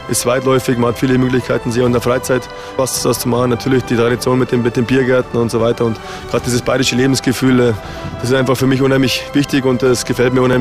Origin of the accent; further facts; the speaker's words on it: Munich, Bavaria, Germany; Ja, erst einmal bin ich in München aufgewachsen. Also ich bin ein waschechter Münchner